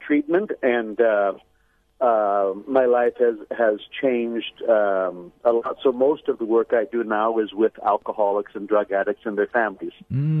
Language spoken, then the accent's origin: English; San Francisco Bay Area, California, United States; also born or lived in Los Angeles; a native Californian. My mother was an immigrant from Sweden. My father's family from Ireland. I grew up in the San Francisco Bay Area. Mm-hmm. And I pretty ordinary practicing Catholic family. I went to a Jesuit high school in San Jose, California